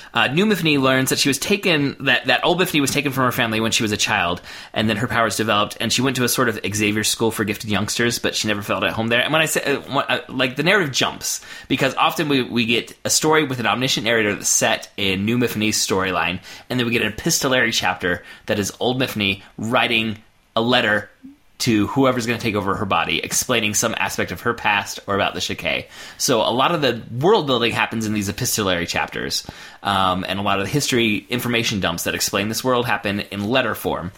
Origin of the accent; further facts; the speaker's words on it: United States; as an American reader